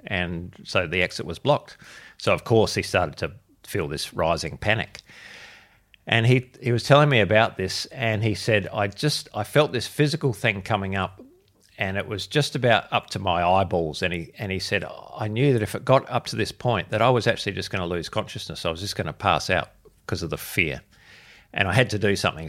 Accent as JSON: {"language": "English", "town": "Adelaide", "region": "South Australia", "country": "Australia", "tie": "born or raised there", "said": "I was born and bred in Adelaide, which is where I am, am still"}